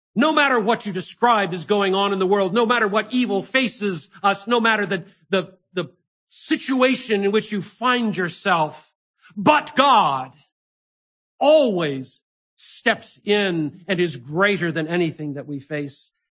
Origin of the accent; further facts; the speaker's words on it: Ithaca, New York, United States; my hometown of Ithaca, New York